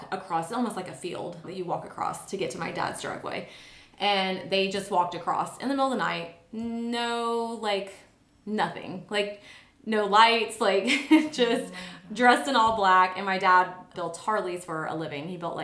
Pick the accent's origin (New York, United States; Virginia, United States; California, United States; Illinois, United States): Illinois, United States; St. Louis area, Illinois side, United States; moved away as an adult; also born or lived in Florida / Sarasota; now in Nashville, United States; I'm from St. Louis area, but Illinois side, just right across the river from St. Louis.